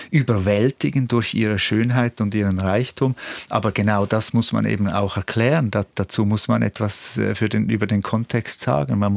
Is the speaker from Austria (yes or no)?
no; Switzerland; Aber ja, das hat doch, denke ich, diesen Teil der Schweiz, wo ich aufgewachsen bin, stark geprägt.